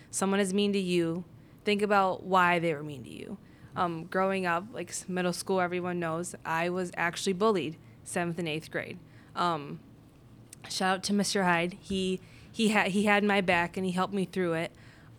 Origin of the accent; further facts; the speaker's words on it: northern India, India; And it was just, since I'm Indian, I'm a Sikh from Northern India. That's my religion.